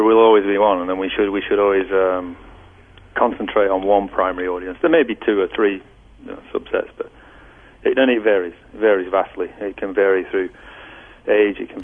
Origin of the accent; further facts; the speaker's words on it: Lancashire, North West England, United Kingdom; now in California, United States; I'm from Lancashire